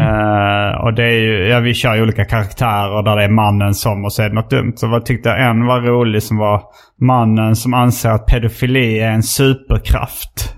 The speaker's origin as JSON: {"language": "Swedish", "town": "Hjärup", "region": "Skåne", "country": "Sweden", "also_born_or_lived": "Lund", "said": "Jag var från uh, Hjärup"}